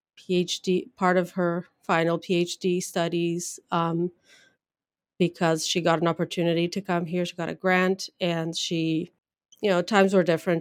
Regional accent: Brazil; English is a second language; moved away as an adult; also born or lived in São Paulo, Brazil / Leipzig, Germany / Denver, United States; now in Pennsylvania, United States; I grew up in Brazil, went to college there and grad school

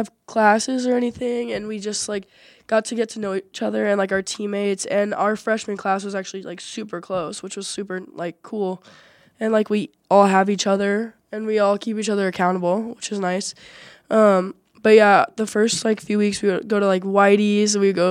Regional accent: Mesa, Arizona, United States; moved away; I'm a student athlete. I play soccer. I'm a goalkeeper. And then I'm from Mesa, Arizona.

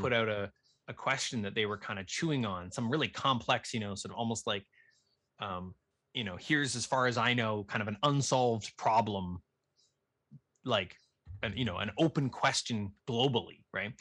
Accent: Nova Scotia, Canada; where I grew up in Nova Scotia

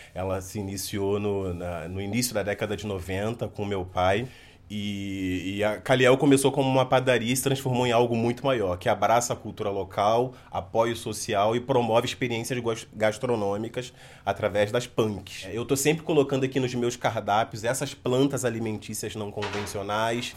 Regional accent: Rio de Janeiro, Brazil; sou cria do Morro do Salgueiro

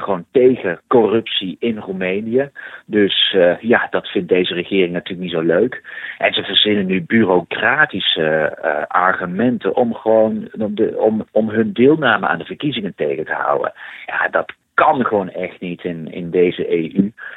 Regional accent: Netherlands; als Nederlanders

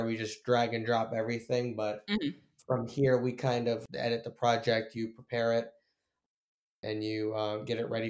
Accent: Tampa, Florida, United States; I am born and raised in Tampa

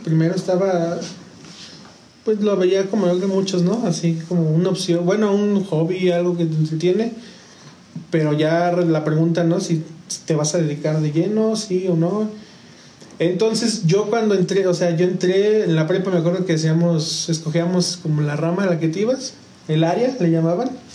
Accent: San Juan del Río, Querétaro, Mexico; also born or lived in San Luis Potosí, Mexico; a los tres años llegamos a San Juan, mi familia y yo

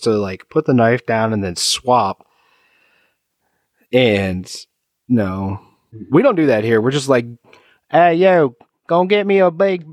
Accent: United States; I'm American.

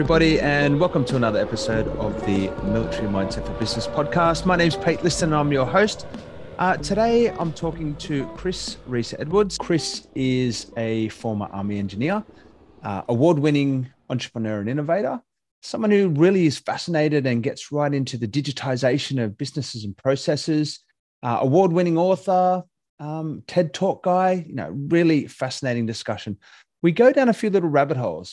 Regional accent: Katoomba, New South Wales, Australia; I grew up in Katoomba

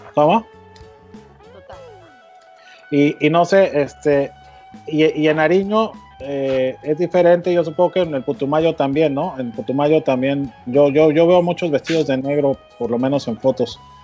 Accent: Mexico; los mexicanos

